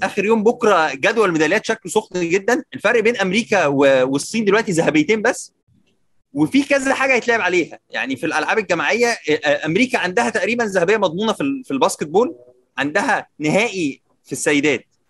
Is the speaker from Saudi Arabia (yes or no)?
no; Egypt